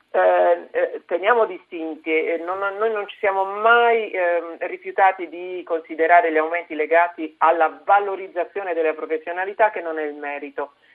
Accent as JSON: {"language": "Italian", "region": "Apulia", "country": "Italy", "said": "io vengo dalla Puglia, sono una pugliese"}